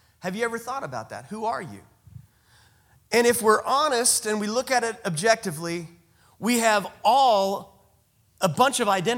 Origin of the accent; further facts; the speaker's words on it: United States; I'm a male. I'm a father. I'm an American